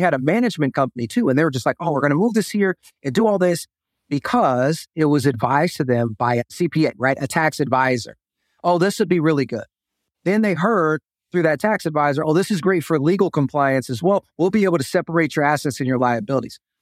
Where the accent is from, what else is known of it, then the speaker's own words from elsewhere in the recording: Texas, United States; moved away as an adult; I am originally from Texas